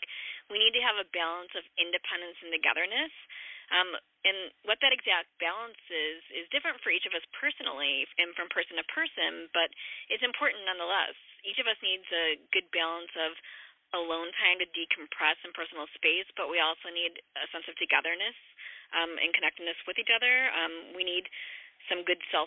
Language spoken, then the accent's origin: English; Chicago, Illinois, United States; I'm from Chicago